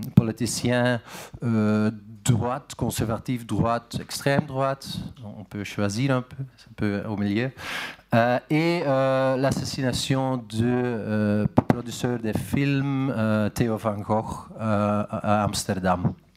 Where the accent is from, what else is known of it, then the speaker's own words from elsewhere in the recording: Flanders, Belgium; French is a second language; now in Netherlands; je suis né en Belgique, en Flandre